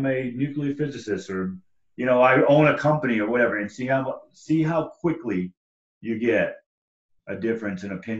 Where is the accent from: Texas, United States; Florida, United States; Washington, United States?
Texas, United States; Southeast; I grew up in Southeast Texas